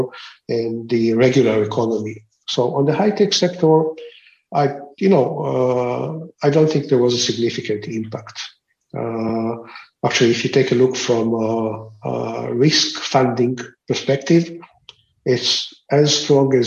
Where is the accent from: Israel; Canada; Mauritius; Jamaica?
Israel; I'm of an Israeli origin. I grew up in Israel